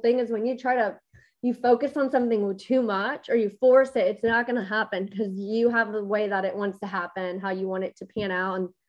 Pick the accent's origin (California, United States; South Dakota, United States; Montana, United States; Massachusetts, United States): California, United States; San Diego; born there; now in Austin, United States; Yeah. So I was born in San Diego. I'm a military brat.